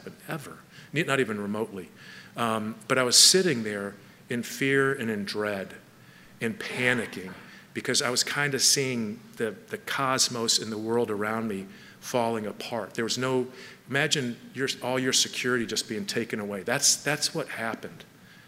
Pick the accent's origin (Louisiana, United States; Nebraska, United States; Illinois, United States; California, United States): California, United States; Palos Verdes; I grew up in Southern California in Palos Verdes